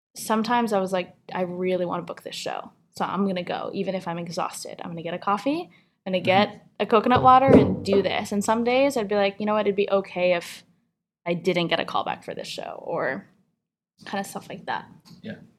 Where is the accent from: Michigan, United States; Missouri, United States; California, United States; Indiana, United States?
California, United States; San Francisco; moved away as an adult; also born or lived in State College, Pennsylvania; Growing up in San Francisco, I just kind of like lived in this really beautiful kind of like liberal bubble of arts and culture